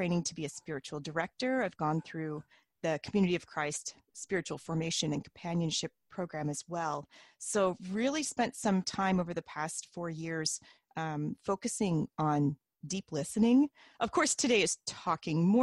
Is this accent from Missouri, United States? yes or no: yes; Independence, Missouri, United States; moved away as an adult; now in Canada; I'm from Independence, Missouri, and grew up in the RLDS Church